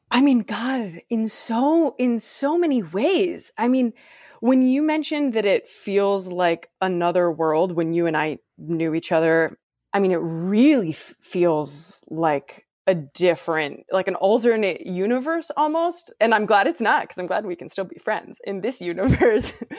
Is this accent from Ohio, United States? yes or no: yes; Ohio, United States; I'm from Ohio, which is within a few hours driving distance